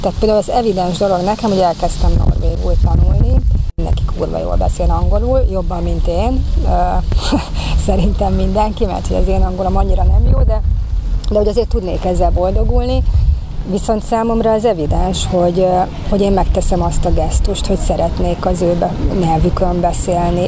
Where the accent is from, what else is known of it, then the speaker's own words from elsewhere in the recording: Hungary; hogyan leszek én a magyarságommal ott kint, ahol, ahol éppen nem a magyar környezetemben vagyok